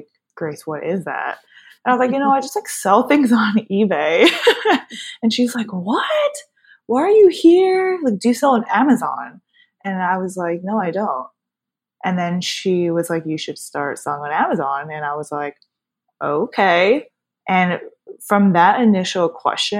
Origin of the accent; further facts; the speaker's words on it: New Jersey, United States; born and raised in Jersey. I've grew up here my whole entire life